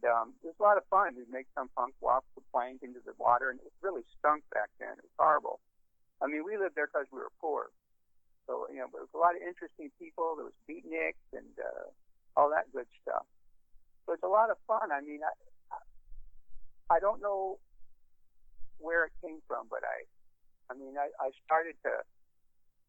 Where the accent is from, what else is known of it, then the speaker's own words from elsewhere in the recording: Los Angeles, California, United States; also born or lived in Stirling, Scotland / New York / New Jersey; we landed in Venice, California, and on those apartments off of Washington there on Grand Canal. And I don't know, I was maybe 8 years old. I got to tell you guys, for a budding alcoholic, it was just an amazing place to grow up in the 60s